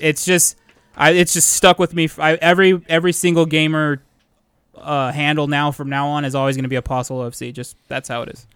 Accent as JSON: {"language": "English", "region": "California", "country": "United States", "said": "we're all from California"}